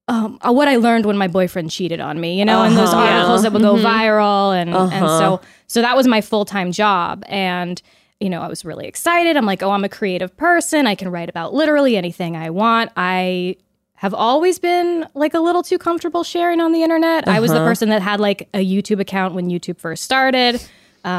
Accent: Pleasanton, California, United States; also born or lived in Los Angeles; I'm from the Bay Area. Okay. So from the Bay Area, came to LA for film school, went back home

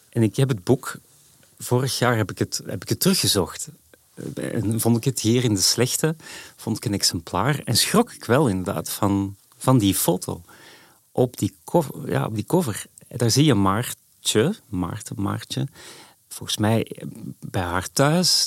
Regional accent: Edegem, Flanders, Belgium; moved away as an adult; also born or lived in Antwerp; now in Amsterdam, Netherlands; dat is de zuidrand van Antwerpen

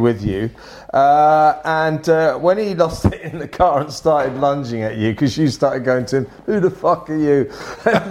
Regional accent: England, United Kingdom; I'm a boy from England

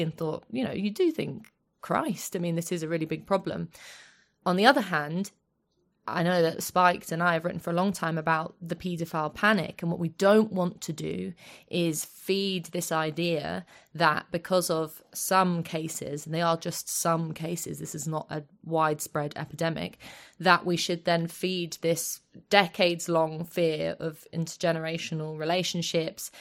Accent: London, United Kingdom; I grew up in Finsbury Park

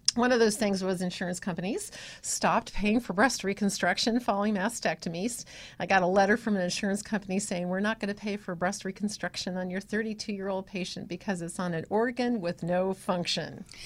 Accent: Iowa, United States; moved away as an adult; also born or lived in Illinois / Ohio; So, I was born in Illinois, then yeah. I lived in Iowa until yeah. I was about 14, and then I moved to Ohio.

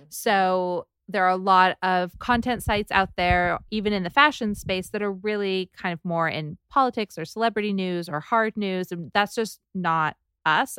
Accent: Southern California, United States; also born or lived in New York; now in Los Angeles, United States; I'm from Southern California

